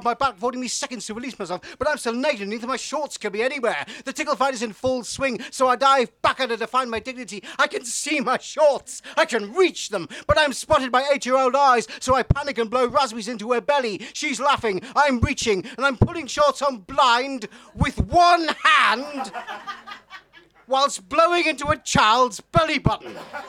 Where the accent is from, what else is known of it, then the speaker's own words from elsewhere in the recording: Newcastle, North East England, United Kingdom; also born or lived in York; Hello, I'm from Newcastle. Should probably explain the accent. it's not really Geordie. I was a student in York